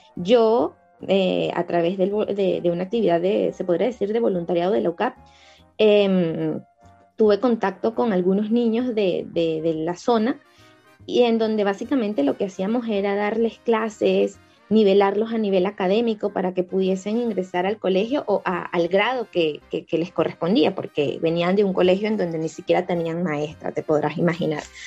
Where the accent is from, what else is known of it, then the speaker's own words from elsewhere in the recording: Caracas, Capital District, Venezuela; yo crecí en Caricuao, que es una zona popular cercana a, Antímano